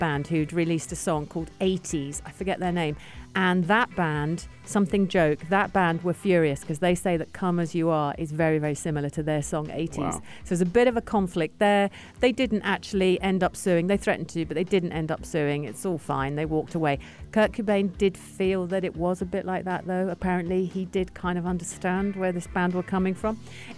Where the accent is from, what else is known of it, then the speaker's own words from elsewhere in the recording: United Kingdom; now in United Arab Emirates; reading this as a Brit